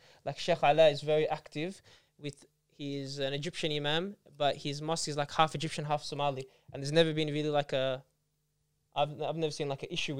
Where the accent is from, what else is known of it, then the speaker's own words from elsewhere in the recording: Australia; we say like Australian Muslim, or I'm Australian and then I'm Lebanese